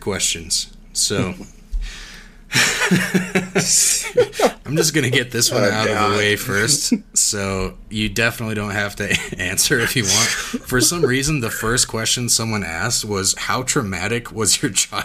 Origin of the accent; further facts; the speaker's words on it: Wyoming, United States; being from Wyoming, we don't have any professional sports teams at all